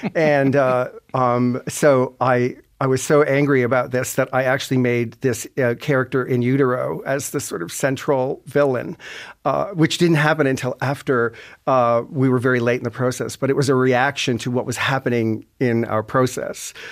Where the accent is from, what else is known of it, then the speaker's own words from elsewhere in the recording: Sydney, Nova Scotia, Canada; also born or lived in Toronto; I'm from Cape Breton, and I'm, I'm living there a lot of the time